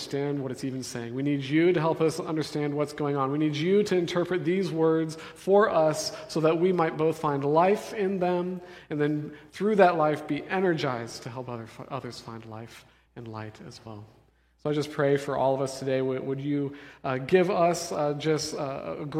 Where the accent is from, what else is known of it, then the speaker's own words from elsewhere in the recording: Denver, Colorado, United States; moved away; I'm from Denver